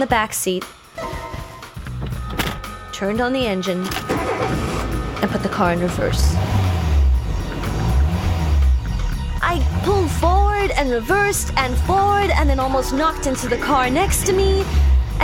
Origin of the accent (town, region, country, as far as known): Cape Town, Western Cape, South Africa; born or raised there; moved away as an adult; now in Los Angeles, United States